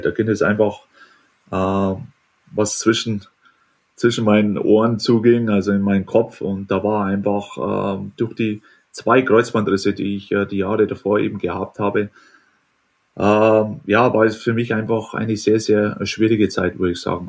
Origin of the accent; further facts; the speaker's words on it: Germany; moved away; letztendlich bin ich Deutscher und Deutschland wird immer mein Zuhause bleiben